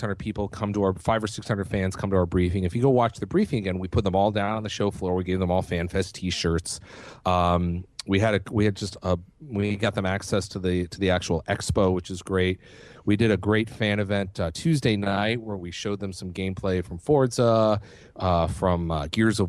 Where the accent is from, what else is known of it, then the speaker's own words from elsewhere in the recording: New England, United States; now in West Coast, United States; I'm from the East Coast. I'm from New England, and I always have been considered myself. I will always consider myself an East Coaster.